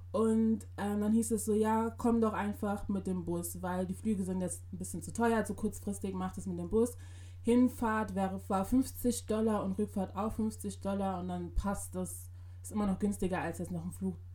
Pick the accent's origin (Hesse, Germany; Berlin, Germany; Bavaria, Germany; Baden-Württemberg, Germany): Berlin, Germany; hier haben die so schöne Wolkenkratzer, das gibt's bei uns in Berlin nicht.